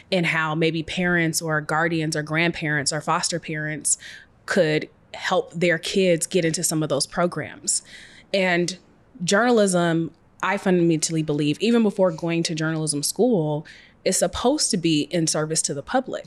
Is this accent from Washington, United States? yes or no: yes; Seattle, Washington, United States; I was raised in Seattle, single parent